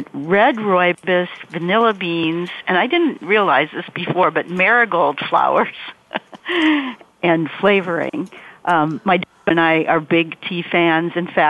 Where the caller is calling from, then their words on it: Framingham, Massachusetts, United States; I'm calling from Framingham, Massachusetts, which is right outside of Boston.